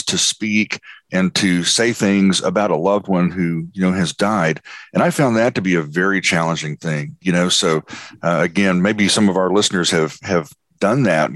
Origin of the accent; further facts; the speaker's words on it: Texas, United States; moved away as an adult; now in Tennessee, United States; my move to Tennessee about 12 years ago, transitioning from my home state of Texas to Tennessee